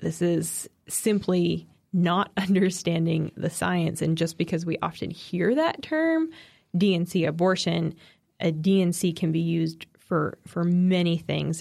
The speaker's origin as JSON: {"language": "English", "region": "East Coast", "country": "United States", "said": "I'm biased as an East Coaster"}